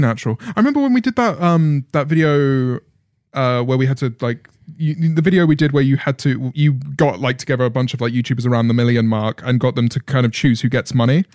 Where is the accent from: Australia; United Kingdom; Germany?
United Kingdom; being a British commentator